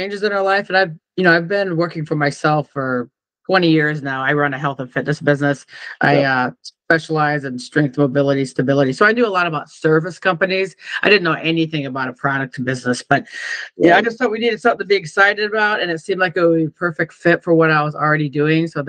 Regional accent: Iowa, United States; moved away; also born or lived in California; I'm from Iowa

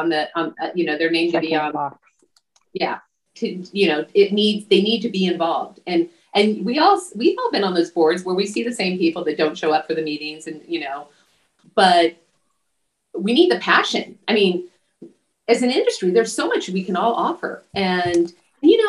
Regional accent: Imperial Valley, California, United States; I was from the Imperial Valley

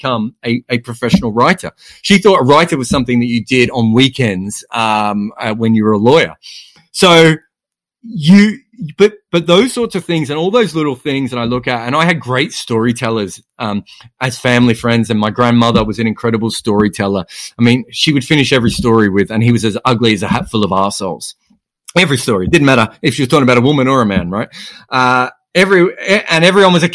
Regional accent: Australia; growing up in Australia, you grow up in this incredible sporting place

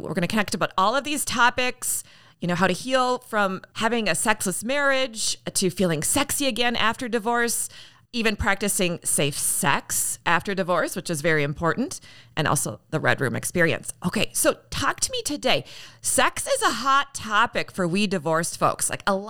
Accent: Canada; born there; You know, I was born, I think I shared with you, I was born in Canada.

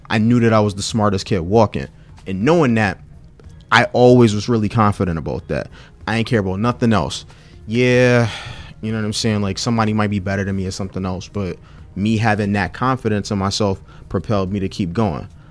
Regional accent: Washington, District of Columbia, United States; I'm from Fort DuPont Park.

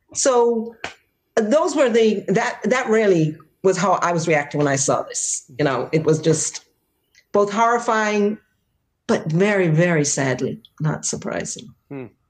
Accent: Jamaica; moved away as an adult; also born or lived in Boston, United States; now in United States; I'm from Jamaica and I was already an adult by the time I came to the United States.

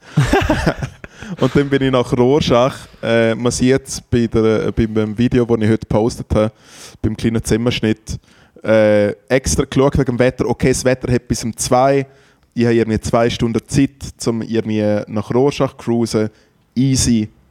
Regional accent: Triesen, Liechtenstein; an Tresen vorbei, der Gemeinde, wo ich aufgewachsen bin

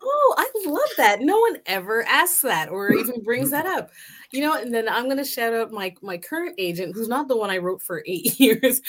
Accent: Canada; I'm Canadian

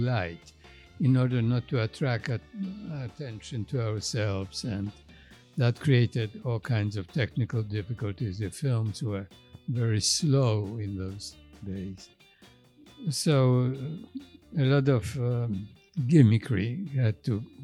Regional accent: Poland; moved away as an adult; now in New York, United States; I came from Poland

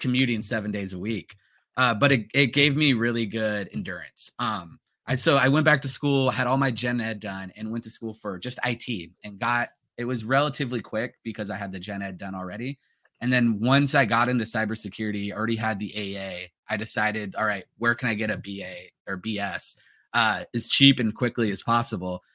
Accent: Los Angeles, California, United States; growing up in the San Fernando Valley of L

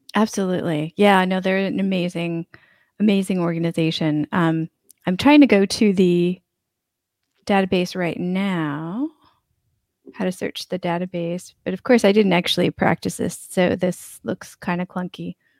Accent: United States; now in Albania; I'm an American, but I'm in Albania right now.

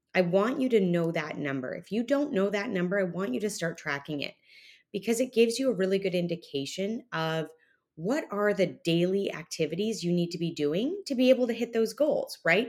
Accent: Canada; now in Texas, United States; me being Canadian

